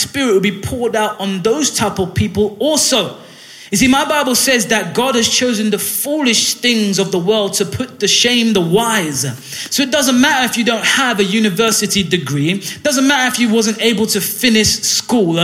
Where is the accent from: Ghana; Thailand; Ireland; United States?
Ghana; now in Hull, United Kingdom; where I'm from Ghana and many other West African countries